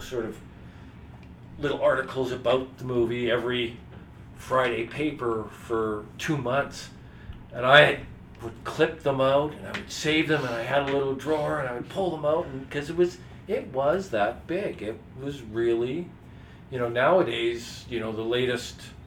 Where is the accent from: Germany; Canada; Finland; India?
Canada; Saskatoon, Saskatchewan; I was growing up in Saskatoon